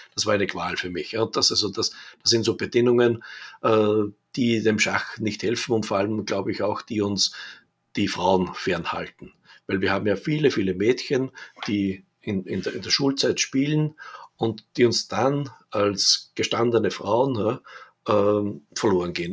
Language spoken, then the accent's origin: German; Linz, Upper Austria, Austria; ich bin ja aus Linz an der Donau, aus Oberösterreich